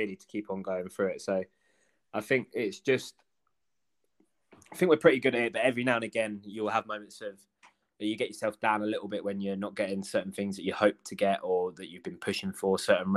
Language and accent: English; Cambridge, East of England, United Kingdom; we're from Cambridge, so in Cambridge we've got the Junction